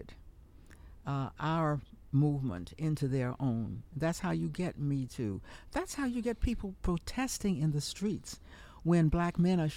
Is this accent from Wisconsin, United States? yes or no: no; Washington, District of Columbia, United States; I'm from Washington.